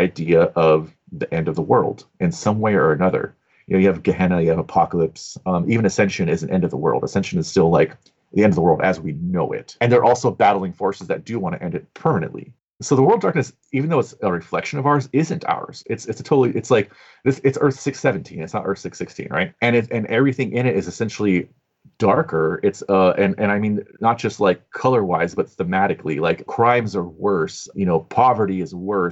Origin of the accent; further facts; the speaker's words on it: Southern California, United States; growing up in Southern California